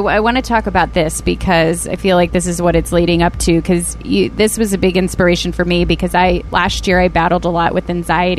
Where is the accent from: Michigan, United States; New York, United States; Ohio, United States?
Ohio, United States; Ashtabula; moved away; I'm from Ashtabula.